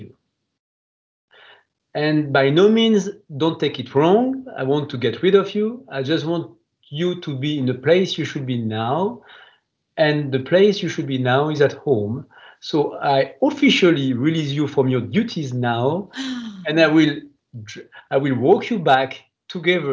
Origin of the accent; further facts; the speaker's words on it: near Grenoble, Auvergne-Rhône-Alpes, France; accent: French; English is a second language; also born or lived in Lyon, France; as you can hear from my French accent, I cannot deny that I'm French. I was born into the southeast part of France, near a place called Grenoble